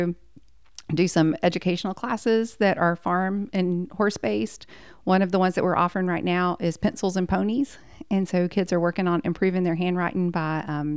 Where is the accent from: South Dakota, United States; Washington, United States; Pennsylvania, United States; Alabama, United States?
Alabama, United States; Abernant; we grew up off of exit 100 way out in the middle of nowhere. A little town called Abernat